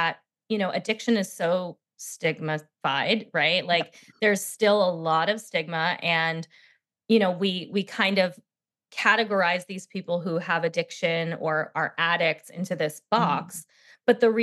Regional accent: New Jersey shore, United States; I was raised in Jersey at the shore, but I always say not the Jersey Shore

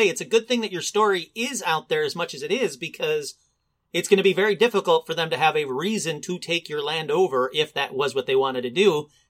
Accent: Detroit, Michigan, United States; I grew up in Detroit

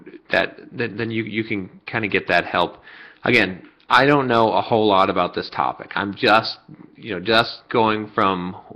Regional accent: United States; I was born and raised in the United States

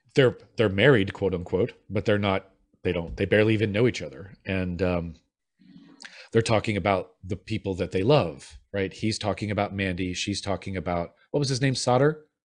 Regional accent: Midwest, United States; as a Midwesterner

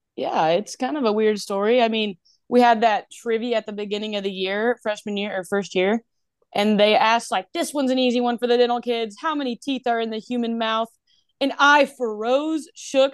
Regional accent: Asheville, North Carolina, United States; moved away as an adult; also born or lived in Indiana; now in Alabama, United States; I am from Asheville, North Carolina.

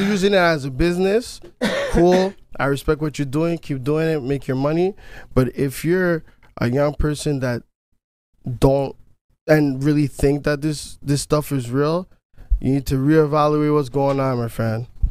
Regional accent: Canada; I'm not American. I'm Canadian

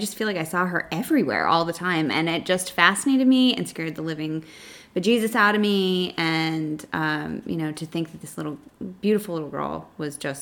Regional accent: New York, United States; now in Texas, United States; I grew up in New York

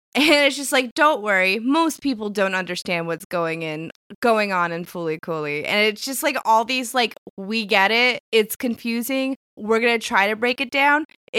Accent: Laguna, California, United States; We're both from Laguna.

